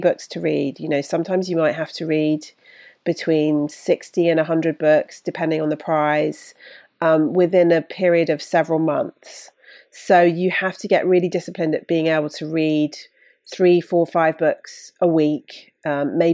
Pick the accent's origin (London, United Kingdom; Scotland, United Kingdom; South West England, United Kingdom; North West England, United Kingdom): South West England, United Kingdom; Bruton; I grew up in Bruton in Somerset